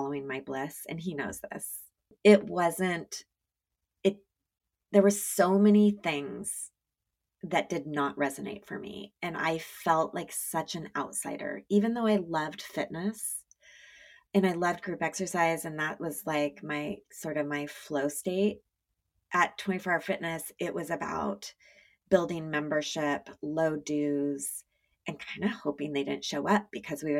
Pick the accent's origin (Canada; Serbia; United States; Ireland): United States; Eugene, Oregon; moved away as an adult; also born or lived in Los Angeles; I grew up in Eugene, Oregon